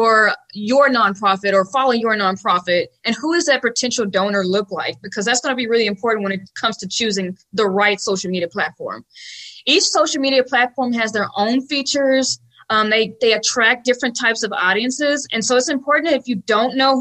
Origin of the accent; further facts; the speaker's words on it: Dallas, Texas, United States; accent: Dallas, Texas; I am actually born and raised here in Dallas